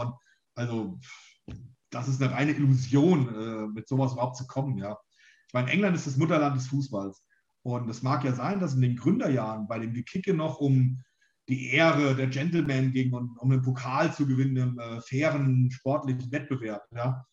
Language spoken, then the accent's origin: German; Germany; also born or lived in near Frankfurt; hier in der Rhön oder so, wo ich aufgewachsen bin